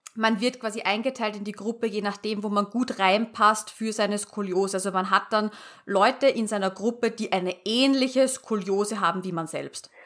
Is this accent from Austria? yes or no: yes; Austria; ich komme ja aus Österreich und hört man wahrscheinlich